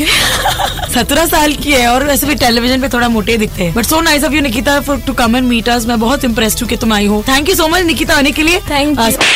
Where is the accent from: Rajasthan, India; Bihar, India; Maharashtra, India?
Maharashtra, India; Nashik; नासिक की हूँ मैं